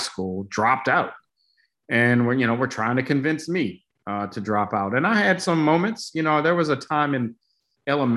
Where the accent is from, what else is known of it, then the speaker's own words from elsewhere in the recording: Baltimore, Maryland, United States; moved away; also born or lived in Syracuse; A good portion of my childhood in Section 8 housing in the Cherry Hill neighborhood in Baltimore